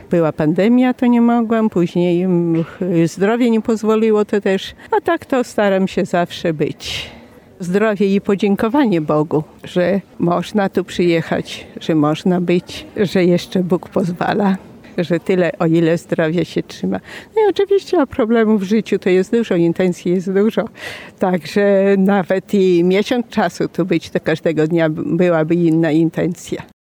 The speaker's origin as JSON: {"language": "Polish", "town": "Suwałki", "region": "Podlaskie Voivodeship", "country": "Poland", "said": "jestem z Suwak"}